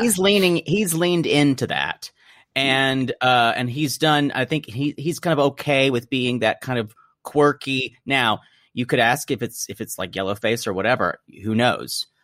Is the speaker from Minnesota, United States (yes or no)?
no; South Carolina, United States; I'm from South Carolina, so I know Charleston really well